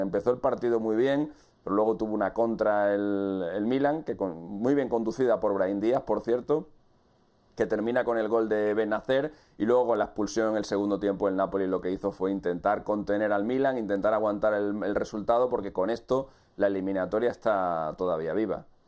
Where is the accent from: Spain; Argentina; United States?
Spain; en, nuestro país, en mi país